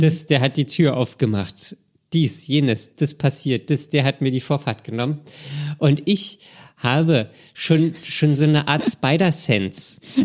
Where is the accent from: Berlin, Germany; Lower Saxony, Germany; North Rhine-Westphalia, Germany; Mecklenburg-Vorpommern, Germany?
Berlin, Germany; ich komme ja aus Berlin. Ich bin ja quasi mit wenigen Ausnahmen mein ganzes Leben im Berliner Straßenverkehr ähm, gefahren